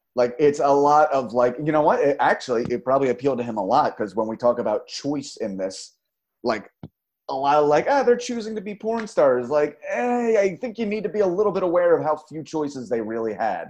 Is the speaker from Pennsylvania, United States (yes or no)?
yes; Philadelphia, Pennsylvania, United States; moved away; my hometown. That's why I ran away